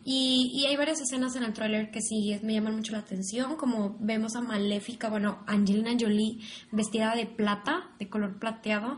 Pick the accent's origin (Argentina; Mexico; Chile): Mexico; aquí en México